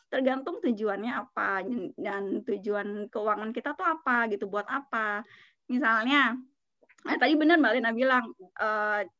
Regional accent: Jakarta, Indonesia; aku orang Jakarta temanku orang Bogor gitu

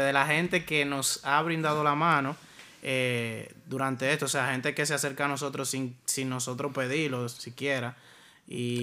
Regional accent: San Juan de la Maguana, San Juan, Dominican Republic; Nací en San Juan de la Maguana

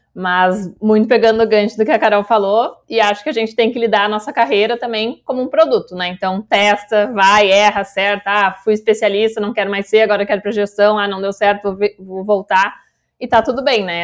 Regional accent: Gaúcha, Rio Grande do Sul, Brazil; sou libriana, gaúcha

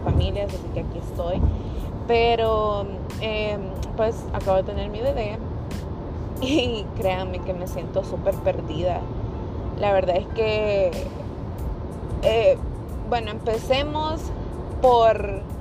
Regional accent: El Salvador; moved away as an adult; now in United States; yo soy salvadoreña, nací en El Salvador, me crié allá también. Me vine para los Estados Unidos a mis 19 años

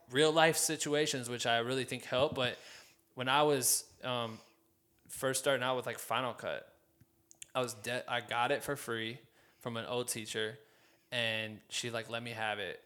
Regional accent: Iowa, United States; my hometown in the state of fucking Iowa

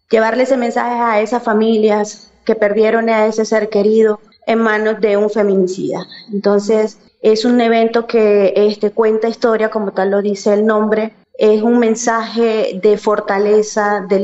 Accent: Colombia; also born or lived in Venezuela; no, señor, yo soy este, colombiana retornada.

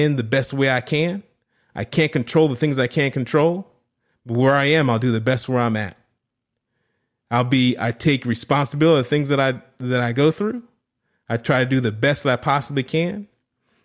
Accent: New Orleans, Louisiana, United States; I'm from New Orleans, was born and raised right in the deep South

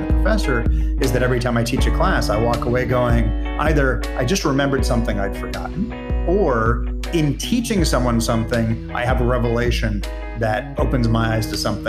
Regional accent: Israel; also born or lived in United States; Funny thing is, I'm Israeli as well as American. And even in Israel, I have to pronounce at least half of my name.

